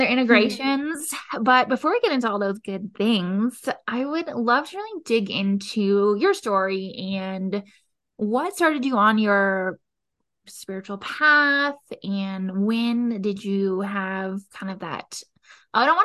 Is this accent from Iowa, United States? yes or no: no; California, United States; now in Colorado, United States; I'm from California